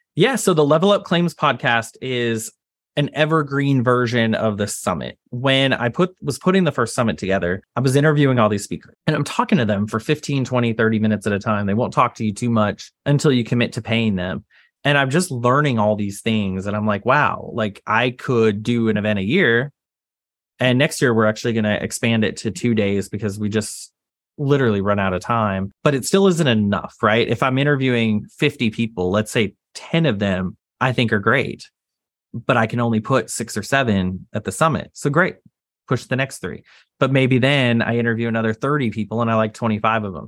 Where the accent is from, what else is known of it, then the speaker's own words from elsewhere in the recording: Texas, United States; I grew up in Texas